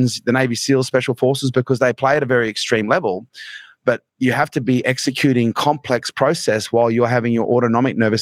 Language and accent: English; Townsville, Queensland, Australia; where we grew up in Townsville was a pretty rough place